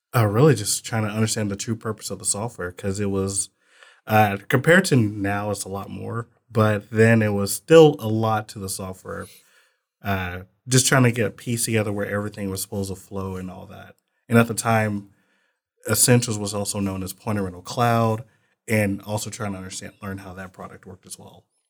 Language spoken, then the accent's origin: English; Muskogee, Oklahoma, United States; moved away as an adult; now in Texas, United States; I'm from Muskogee, Oklahoma